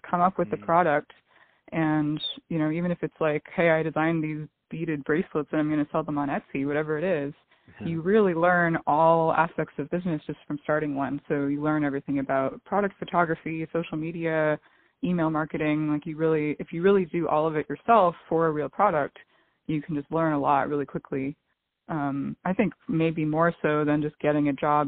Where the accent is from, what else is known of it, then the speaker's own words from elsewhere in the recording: Silicon Valley, California, United States; moved away as an adult; also born or lived in Los Angeles; I grew up in Silicon Valley, so I think I was always kind of surrounded by the culture of entrepreneurship